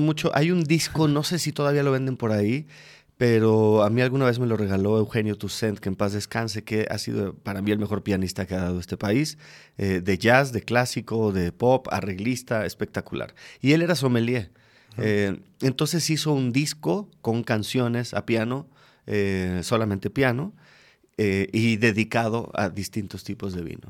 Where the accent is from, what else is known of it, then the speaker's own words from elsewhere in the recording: Mexico City, Mexico; moved away as an adult; now in Querétaro, Mexico; alguien de la Ciudad de México como yo